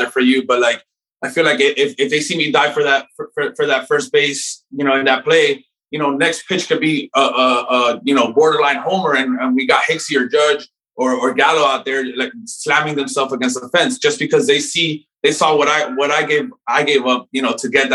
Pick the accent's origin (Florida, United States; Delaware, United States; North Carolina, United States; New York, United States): Florida, United States; Miami; I grew up in Miami